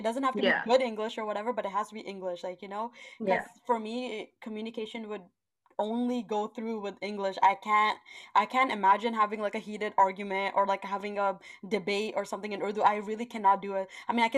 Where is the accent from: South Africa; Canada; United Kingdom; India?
Canada; I am Canadian. I will probably go there soon. My family lives there.